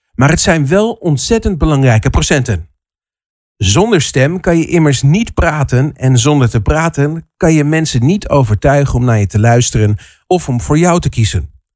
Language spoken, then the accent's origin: Dutch; Netherlands